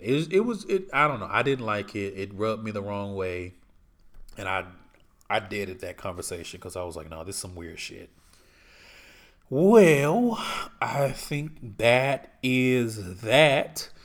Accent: Houston, Texas, United States; moved away as an adult; I'm from Houston

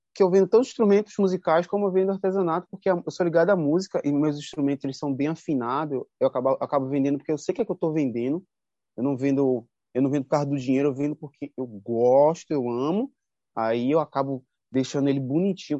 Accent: Moreno, Pernambuco, Brazil; moved away as an adult; now in Paraty, Brazil; Quando eu saí de Moreno

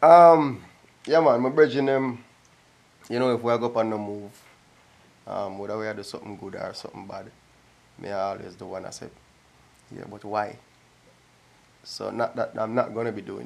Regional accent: Jamaica; I'm a Jamaican.

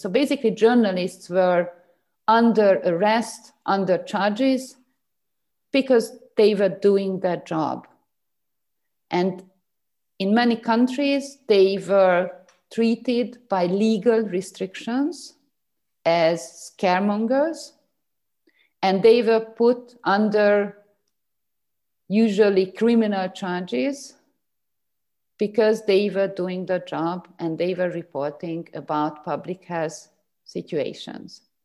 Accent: Hungary; my home country. So Hungary

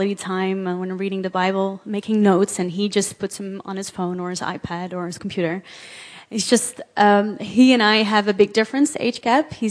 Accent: Amsterdam, North Holland, Netherlands; I was born here in Amsterdam, and just grew up here

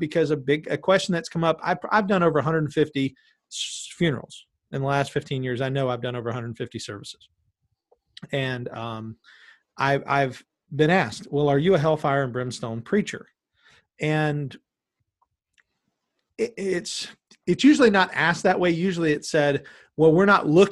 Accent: Callahan, United States; We're both from Callahan

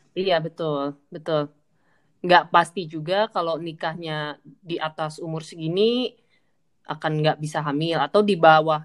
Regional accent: Pontianak, West Kalimantan, Indonesia; moved away as an adult; aku kan dulu dari Pontianak aku sempat eh, kuliah di luar kota

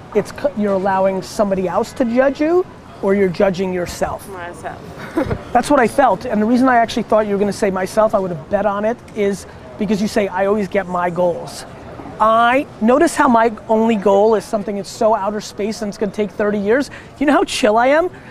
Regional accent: Barcelona, Catalonia, Spain; I'm from Barcelona

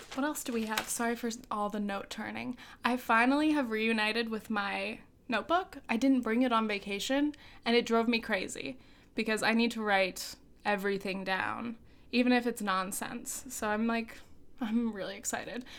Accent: South Orange County, California, United States; moved away as an adult; also born or lived in France / New Orleans; I'm from South Orange County

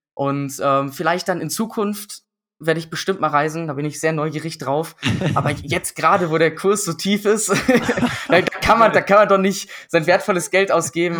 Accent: Düsseldorf, North Rhine-Westphalia, Germany; ich bin in Düsseldorf dann aufgewachsen

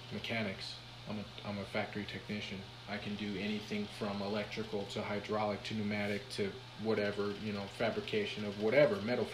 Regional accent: Minnesota, United States; I was born in Minnesota.

